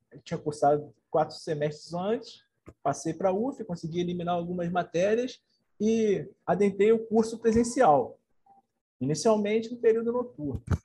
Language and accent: Portuguese; Nova Friburgo, Rio de Janeiro, Brazil; moved away as an adult; also born or lived in Niterói; nascido e criado em Nova Friburgo